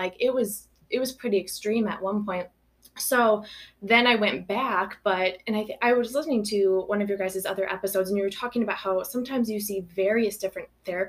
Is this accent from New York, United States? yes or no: no; Belleville, Illinois, United States; now in Monticello, United States; I grew up in Belleville, right outside of town, more in the country, but came to Belleville, went to school there all my life.